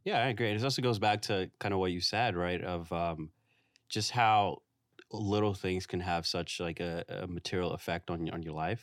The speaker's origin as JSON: {"language": "English", "town": "New York City", "region": "New York", "country": "United States", "tie": "born or raised there", "lives_now": "Brooklyn, United States", "said": "I grew up in Far Rockaway. I spent a lot of, like, my, um, childhood, went to middle school there"}